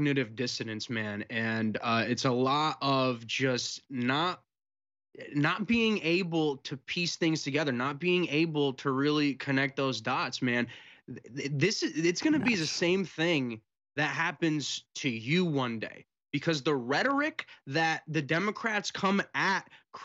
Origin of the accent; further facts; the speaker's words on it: United States; I was born here in America